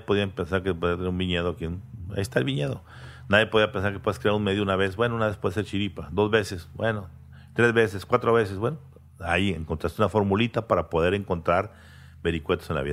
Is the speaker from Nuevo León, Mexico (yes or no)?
yes; Monterrey, Nuevo León, Mexico; mis padres nacieron, eh, se casaron y vivían en el centro de Monterrey, como mis abuelos. Y ahí nací yo. De ahí nos fuimos a Vista. A los 15 años al country